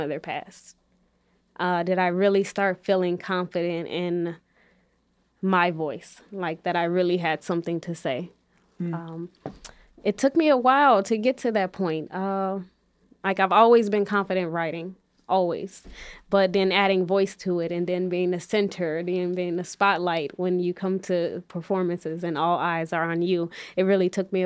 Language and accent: English; Chicago, Illinois, United States; growing up on the West Side